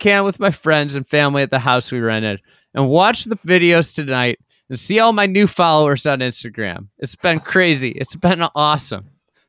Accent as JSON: {"language": "English", "town": "St. Louis", "region": "Missouri", "country": "United States", "tie": "born or raised there", "also_born_or_lived": "Iowa", "said": "I grew up in St. Louis. I grew up in Iowa, kind of a combination. Midwest roots."}